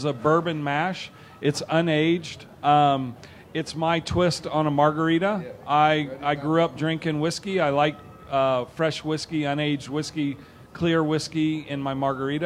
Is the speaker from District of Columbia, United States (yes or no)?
no; Georgia, United States; also born or lived in New York; now in Colorado, United States; I'm from Georgia